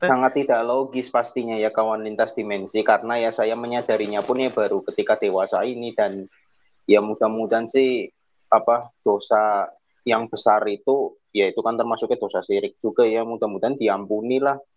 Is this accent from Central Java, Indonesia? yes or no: yes; Purwokerto, Central Java, Indonesia; Halo, kawan lintas dimensi. Salam kenal. Saya dari Purwokerto.